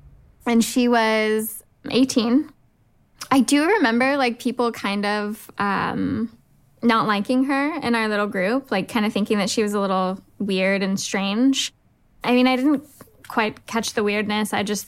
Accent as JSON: {"language": "English", "town": "Santa Barbara", "region": "California", "country": "United States", "said": "I'm 26 years old. I'm a nurse, and I'm from Santa Barbara, California."}